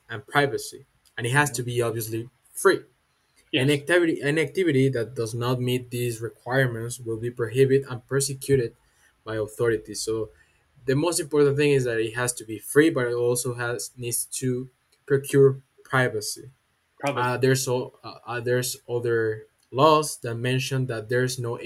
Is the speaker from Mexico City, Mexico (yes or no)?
no; Jalisco, Mexico; from Jalisco, Mexico, representing Universidad Panamericana.